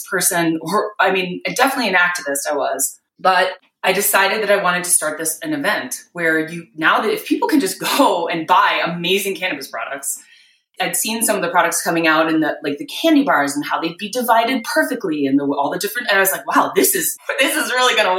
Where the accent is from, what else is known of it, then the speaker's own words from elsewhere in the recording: Wisconsin, United States; moved away as an adult; also born or lived in New York City; I was born and raised in Wisconsin